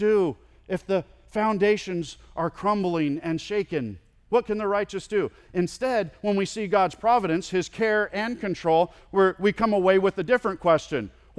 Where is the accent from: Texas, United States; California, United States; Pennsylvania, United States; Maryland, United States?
California, United States; I grew up in California, and there's a park that I went to with my friend quite a bit that was on the very edge of where my mom and dad allowed me to ride my bike.